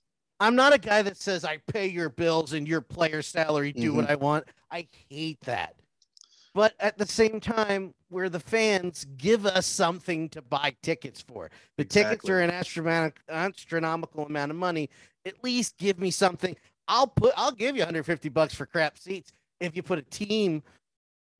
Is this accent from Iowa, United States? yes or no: no; New Jersey, United States; moved away as an adult; I was born and raised in South Jersey